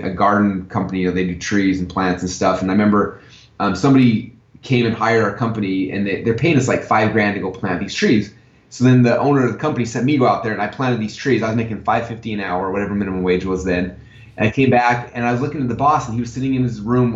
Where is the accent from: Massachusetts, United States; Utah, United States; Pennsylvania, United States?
Utah, United States; Sandy; moved away as an adult; now in Boise, United States; I grew up in Sandy, Utah